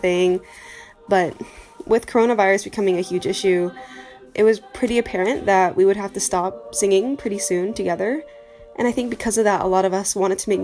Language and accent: English; Huntsville, Alabama, United States; I'm from Huntsville, Alabama, and go to Duke University